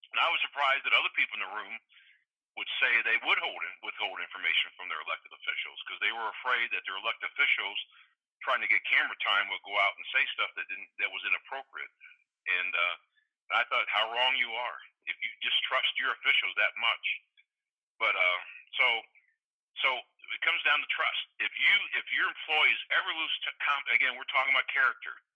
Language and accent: English; St. Louis, Missouri, United States; as a young little kid growing up in South St. Louis